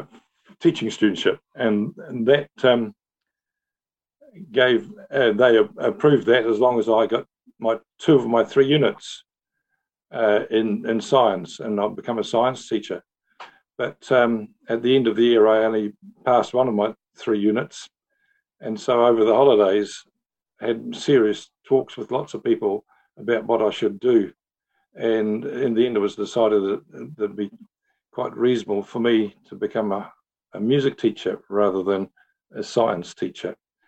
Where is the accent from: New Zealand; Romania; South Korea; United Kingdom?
New Zealand; also born or lived in Netherlands; No, I was born in Holland, and as a 10-year-old, my family came to New Zealand